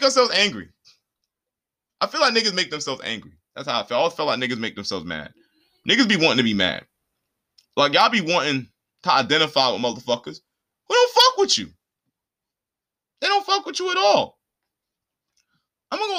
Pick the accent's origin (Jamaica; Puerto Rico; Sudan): Puerto Rico; as somebody who is Puerto Rican, who's actually on the island